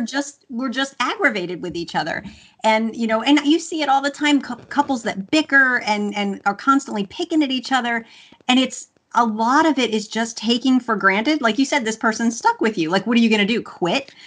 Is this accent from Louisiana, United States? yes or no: yes; Louisiana, United States; i'm i'm southern and and I was raised in Louisiana, and you say please and thank you, or your mama smacks you